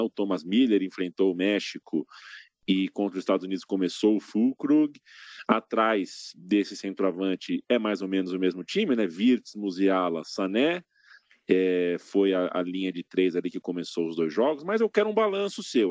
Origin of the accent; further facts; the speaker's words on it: São Paulo, Brazil; Eu nasci no bairro do Ipiranga, se você não sabe. estou aqui nesse momento, por coincidência, no bairro onde eu nasci